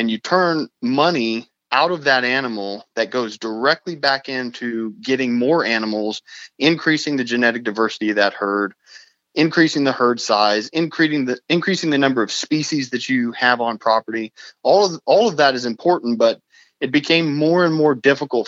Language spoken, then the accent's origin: English; New Mexico, United States; also born or lived in Arizona; now in Uvalde, Texas, United States; I was actually born in Arizona, but I only spent 3 weeks of my life there. I really grew up in New Mexico